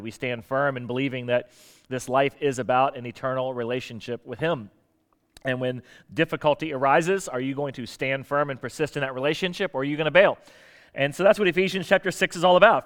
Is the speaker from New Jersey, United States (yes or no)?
no; South Florida, United States; moved away as an adult; also born or lived in Portsmouth, Virginia; now in Virginia Beach, United States; I grew up in South Florida